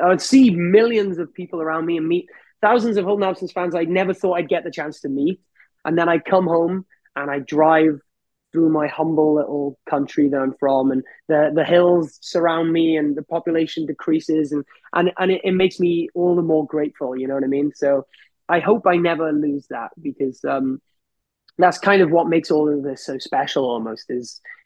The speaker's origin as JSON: {"language": "English", "region": "Wales", "country": "United Kingdom", "said": "we're from Wales, so we're not even English. Like, we're from the smallest country."}